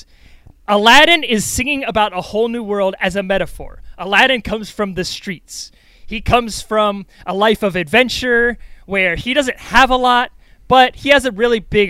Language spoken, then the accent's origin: English; New York, United States; I'm a New Yorker